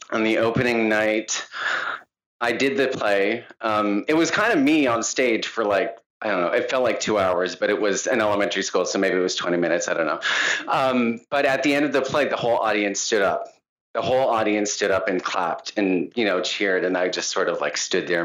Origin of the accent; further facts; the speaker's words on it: Calgary, Alberta, Canada; And growing up in Calgary, I was always different. I was soft.